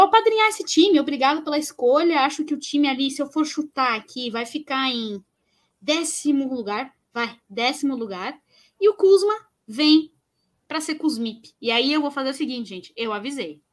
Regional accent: São Paulo, Brazil; eu sou de São Paulo

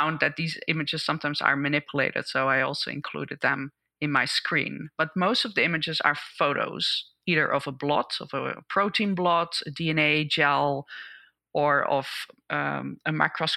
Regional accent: Netherlands; moved away as an adult; now in United States; I grew up in the Netherlands and did my PhD there, and I moved to the US in 2001

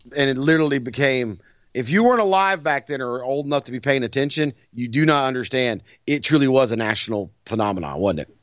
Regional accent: the American South, United States; as a Southerner

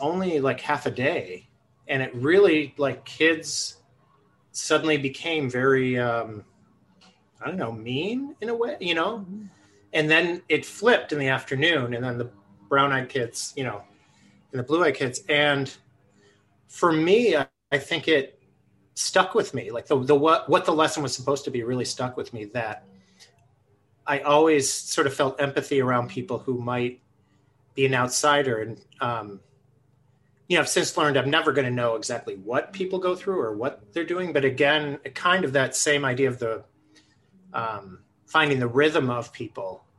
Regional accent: Buffalo, New York, United States; moved away as an adult; now in Twin Cities, United States; I grew up in Buffalo, New York

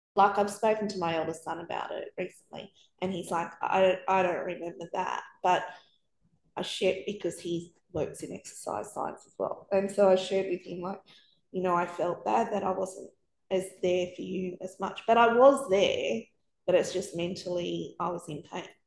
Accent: Sydney, New South Wales, Australia; moved away as an adult; also born or lived in New Zealand / Melbourne; We'd moved around a bit. We're from Sydney.

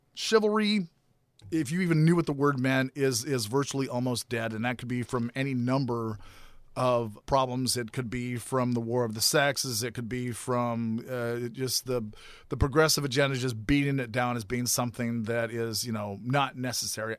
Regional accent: Grand Forks, North Dakota, United States; in my hometown in uh, Grand Forks, North Dakota

